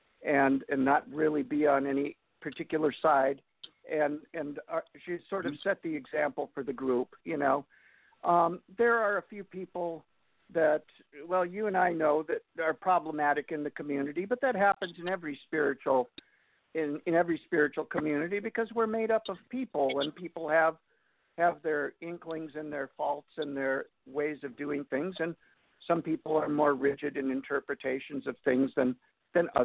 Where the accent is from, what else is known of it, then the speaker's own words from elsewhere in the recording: Upper Peninsula of Michigan, United States; moved away as an adult; also born or lived in Ann Arbor, Michigan; now in Chicago, United States; once a Youper, always a Youper